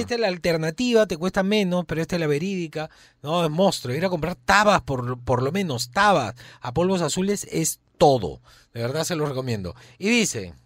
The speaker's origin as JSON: {"language": "Spanish", "country": "Peru", "said": "Yo soy peruano"}